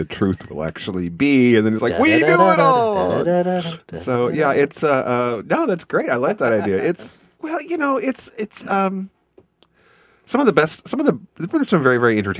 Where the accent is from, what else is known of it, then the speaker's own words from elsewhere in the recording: Kansas, United States; now in Missouri, United States; We are in Missouri. I'm from Kansas. I get to have I can see Kansas from here, essentially. And I get to watch my home state burn